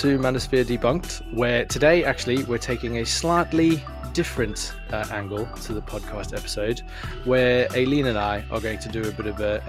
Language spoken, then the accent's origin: English; South Africa; moved away as an adult; now in United Kingdom; I am, yes. I am indeed from South Africa.